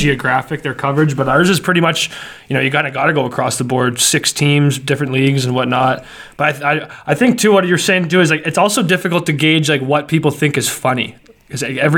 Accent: Calgary, Alberta, Canada; moved away; also born or lived in Lethbridge / Miramichi; I'm from, like, right in Calgary, like, northwest Calgary

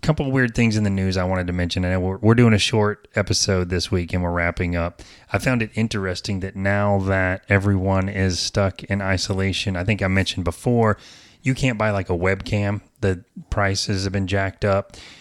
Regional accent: the South, United States; I'm from the South, so I say garage

